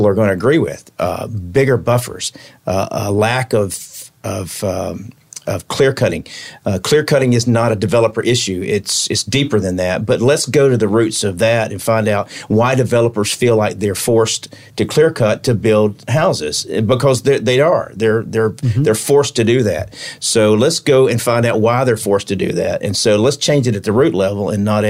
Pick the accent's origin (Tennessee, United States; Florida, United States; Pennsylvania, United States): Florida, United States; Palatka; also born or lived in Middlesboro, Kentucky / Tupelo, Mississippi / Miami, Florida; I grew up in Palatka